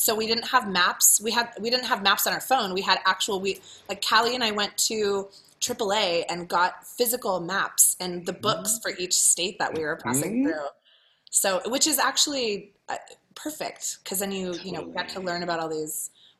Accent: Ohio, United States; now in San Francisco, United States; because I had told him my story, of course, because I'm from Ohio and we talk a lot

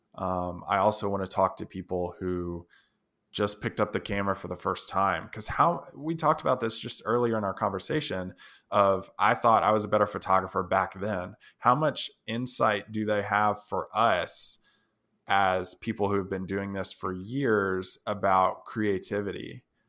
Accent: Tennessee, United States; I'm from Tennessee, just visiting out here

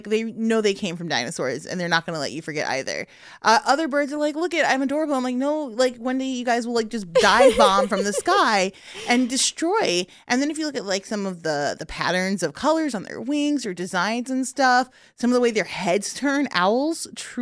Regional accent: Chicago, Illinois, United States; I'm from Chicago

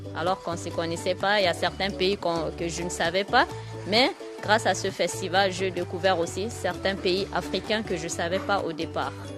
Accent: Chad; Je suis de nationalité tchadienne

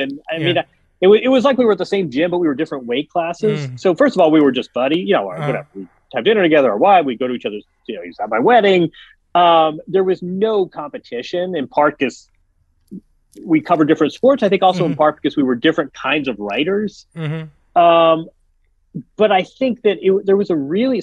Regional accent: Midwest, United States; we're both from the Midwest

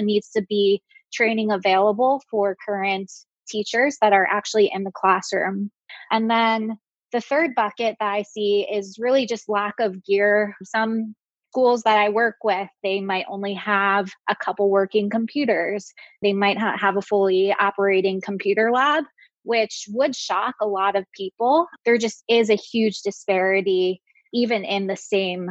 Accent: Baltimore, Maryland, United States; now in Chicago, United States; I'm originally from Baltimore, which has its fair share of public education challenges, like Chicago, which is where I live now

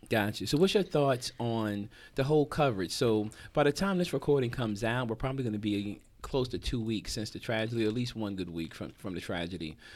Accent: New Jersey, United States; moved away as an adult; also born or lived in Hampton, Virginia; I grew up in Jersey

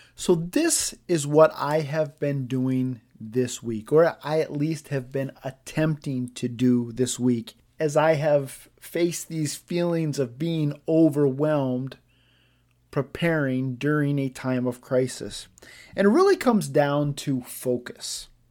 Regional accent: United States; as an American

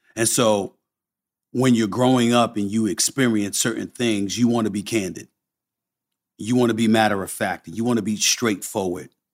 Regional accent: New York City, New York, United States; born or raised there; also born or lived in Bronx, New York

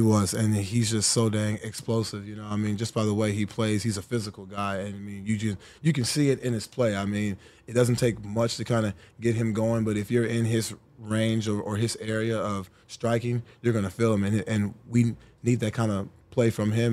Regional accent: Texas, United States; moved away as an adult; also born or lived in Indianapolis / Buffalo; getting back to my home state, getting back to my home city

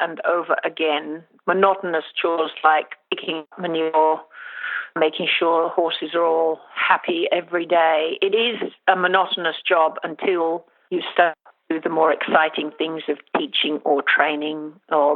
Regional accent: Jamaica; I was born and brought up in Jamaica, and we lived on a farm

